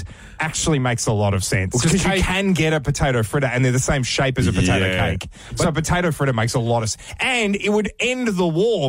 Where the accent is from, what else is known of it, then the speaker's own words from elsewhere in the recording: Victoria, Australia; also born or lived in Australian Capital Territory; now in Canberra, Australia; as a Victorian, I was born in Victoria.